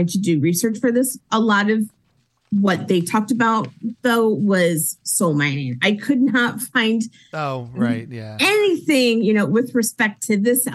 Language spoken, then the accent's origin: English; United States; I'm American